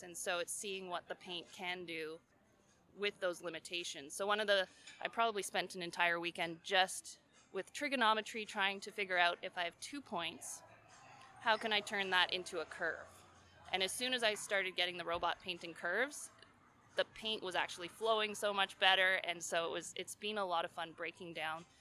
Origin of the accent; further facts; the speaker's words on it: Ontario, Canada; moved away as an adult; also born or lived in British Columbia; I grew up in Ontario and there's no mountains